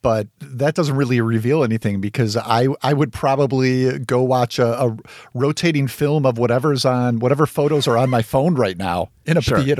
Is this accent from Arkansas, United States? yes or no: yes; Arkansas, United States; now in Oklahoma City, United States; I'm a big Steven Yeun fan, and I grew up in Arkansas before recently moving out of the state for the first time to Oklahoma City.